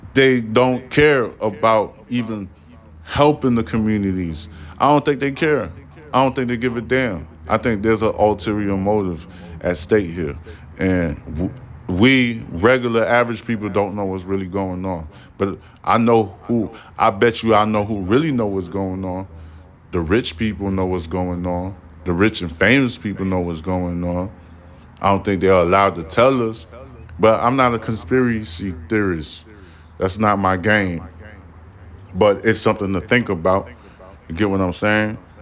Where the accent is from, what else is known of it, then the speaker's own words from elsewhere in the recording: New York, United States; now in Houston, Texas, United States; I'm from fucking New York